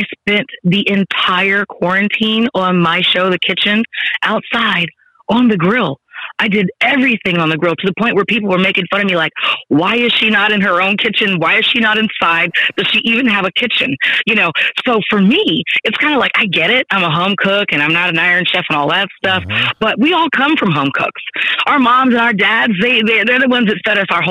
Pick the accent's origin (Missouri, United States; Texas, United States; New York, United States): Texas, United States; I'm from Texas